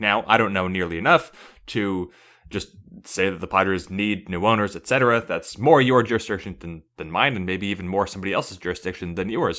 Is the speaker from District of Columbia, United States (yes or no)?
no; San Diego, California, United States; I grew up in San Diego